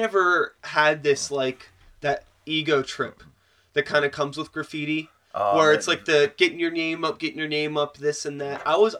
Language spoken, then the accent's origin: English; Wilkinsburg, Pennsylvania, United States; I grew up in Wilkinsburg in the early 90s.